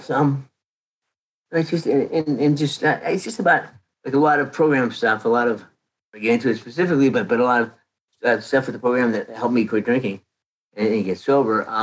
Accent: Canada; now in United States; I came to Canada I came from Canada in 1979.

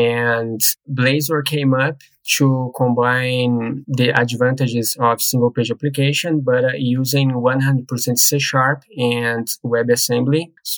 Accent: Brazil; now in Dublin, Ireland; Sure. I'm from Brazil, but I live in Ireland, Dublin.

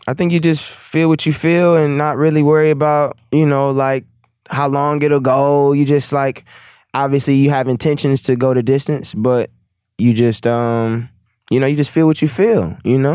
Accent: Milwaukee, Wisconsin, United States; I'm from Milwaukee

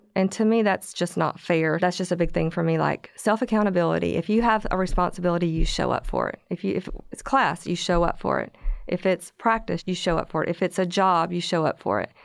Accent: Corsicana, Texas, United States; moved away as an adult; I grew up in Corsicana

